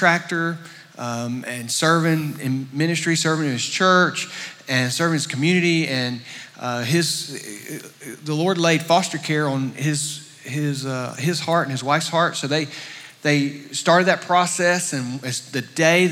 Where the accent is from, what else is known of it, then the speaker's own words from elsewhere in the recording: Statesboro, Georgia, United States; moved away as an adult; I'm originally from Statesboro, grew up here, graduated from Southeast Bullock